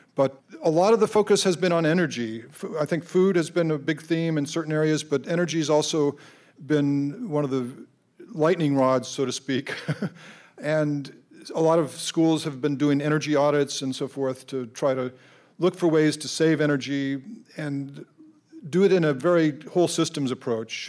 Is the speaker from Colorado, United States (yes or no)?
yes; Colorado, United States; moved away; I grew up in Colorado